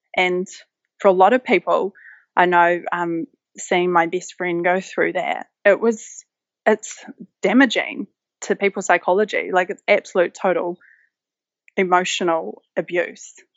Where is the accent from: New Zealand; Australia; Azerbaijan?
New Zealand; West Coast; moved away; I grew up on the West Coast, which is one of, probably, in my view, one of the most beautiful places in the world